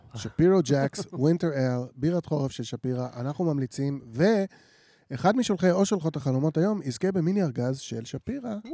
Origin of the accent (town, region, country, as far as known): Jerusalem, Jerusalem District, Israel